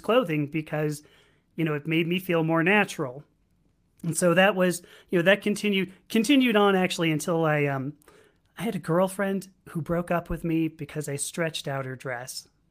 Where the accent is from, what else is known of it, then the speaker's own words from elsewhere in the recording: Los Angeles, California, United States; also born or lived in San Diego; my hometown, which is Los Angeles